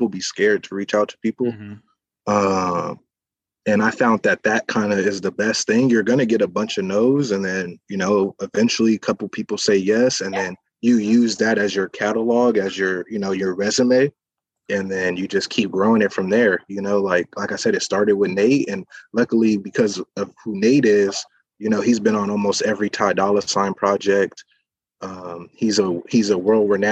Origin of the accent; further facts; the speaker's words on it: San Diego, California, United States; I'm from San Diego, born and raised